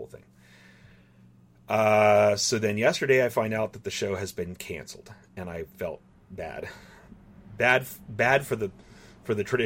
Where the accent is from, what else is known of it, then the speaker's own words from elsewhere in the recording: Southern California, United States; moved away; it's my hometown